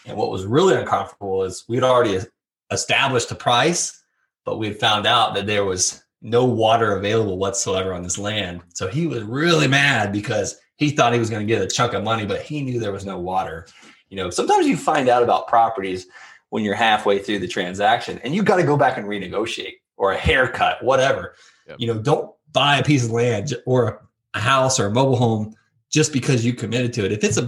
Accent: Florida, United States; even though I'm from Florida.

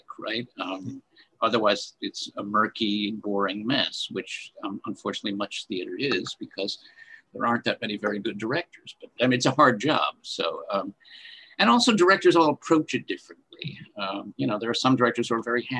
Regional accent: Rochester, New York, United States; moved away as an adult; also born or lived in Meadville, Pennsylvania; now in Pittsburgh, United States; I'm from Rochester, New York

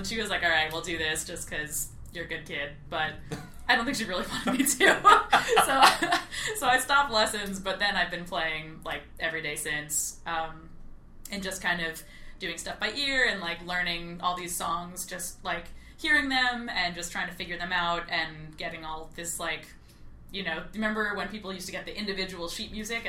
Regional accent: Long Island, New York, United States; I grew up on Long Island. I took piano lessons on Long Island.

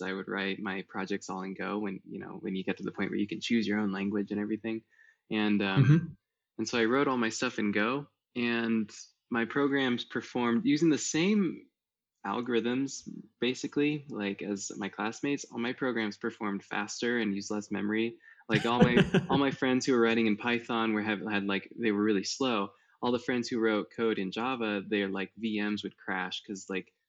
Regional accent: Iowa, United States; growing up in Iowa, kind of in the countryside

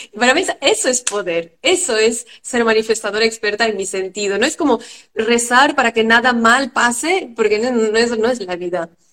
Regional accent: France; yo vengo de una familia de padres inmigrantes que los dos huyeron de dictadura, mi madre de Grecia y mi padre de Haití y nací en Francia.

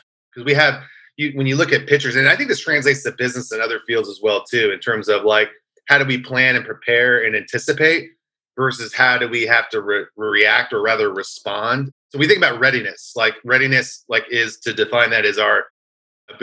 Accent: California, United States; I'm from California

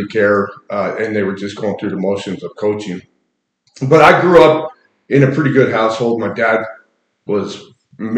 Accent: Salt Lake City, Utah, United States; I grew up in Salt Lake

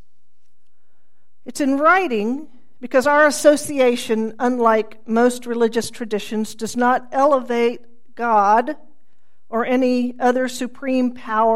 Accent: Tulsa, Oklahoma, United States; I was raised here in Tulsa by a family not actively attuned to the breadth of injustice in the world.

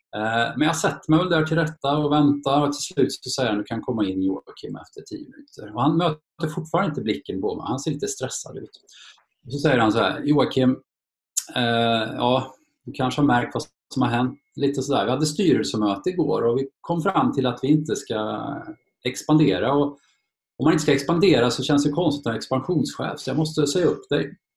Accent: Torsby, Värmland, Sweden; also born or lived in Karlstad; Jag föddes faktiskt i Karlstad men jag flyttade snabbt till Torsby

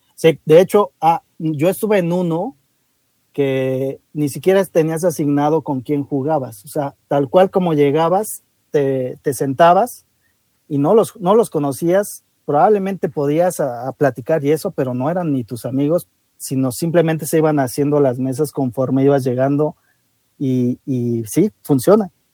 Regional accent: Mexico; así somos los mexicanos

